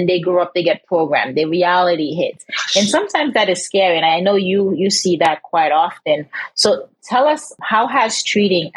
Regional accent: Haiti; I'm from Haiti.

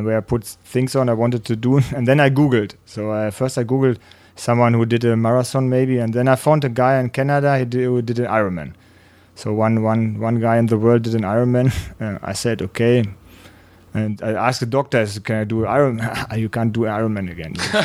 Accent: near Gütersloh, North Rhine-Westphalia, Germany; English is a second language; my first triathlon was in Gütersloh. It's close to where I'm raced up.

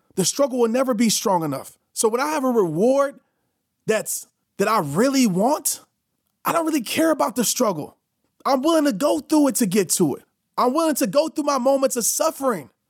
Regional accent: New Orleans, Louisiana, United States; when I used to travel when I was a kid from New Orleans to Little Rock to go visit my grandparents

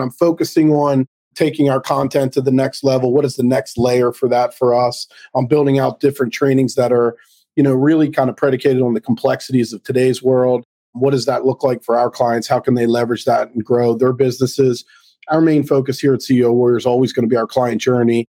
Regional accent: Baltimore, Maryland, United States; also born or lived in Central New Jersey; now in New Jersey, United States; I'm born and raised in Baltimore, moved up here to New Jersey

